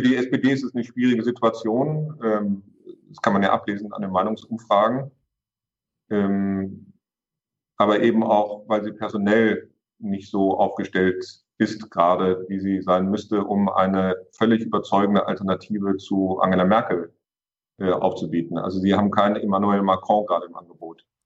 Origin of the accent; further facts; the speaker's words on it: Hamburg, Germany; Das kann ich auch als Hamburger sagen